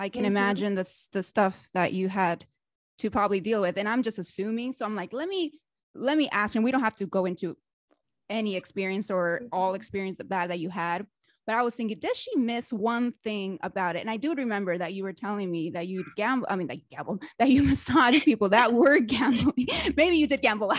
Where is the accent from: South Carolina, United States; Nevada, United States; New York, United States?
Nevada, United States; Reno; moved away as an adult; now in Las Vegas, United States; when I lived in Reno, Nevada, my hometown Reno.